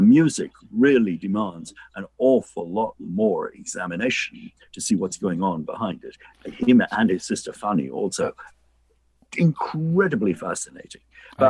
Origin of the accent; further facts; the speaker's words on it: England, United Kingdom; I was having to look at myself, not just as an English person, but as a Jewish person and as an English Jew